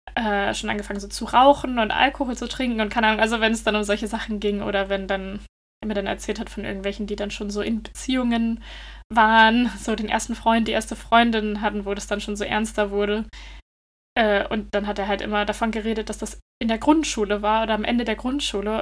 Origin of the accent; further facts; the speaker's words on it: Germany; now in Denmark; bei uns in Deutschland